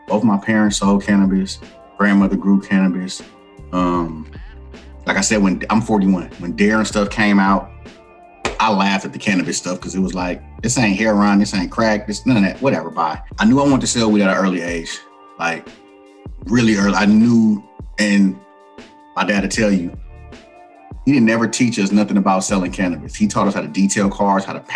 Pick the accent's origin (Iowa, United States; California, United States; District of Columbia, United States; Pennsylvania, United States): California, United States; Oakland; I'm from East Oakland, California, born and raised, fifth generation